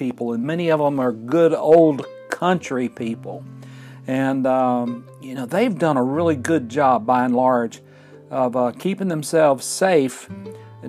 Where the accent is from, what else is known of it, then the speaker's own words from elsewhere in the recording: Fort Payne, Alabama, United States; we're recording in my hometown of Fort Payne, Alabama